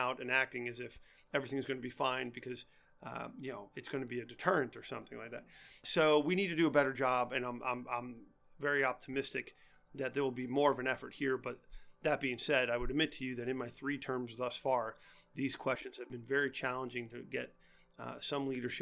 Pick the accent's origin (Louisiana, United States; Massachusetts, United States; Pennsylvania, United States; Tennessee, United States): Pennsylvania, United States; Allegheny County; I'm from Allegheny County.